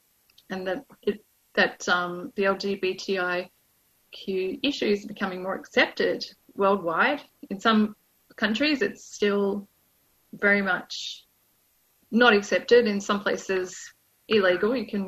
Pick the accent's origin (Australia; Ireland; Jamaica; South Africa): Australia; Armidale, New South Wales; from Armida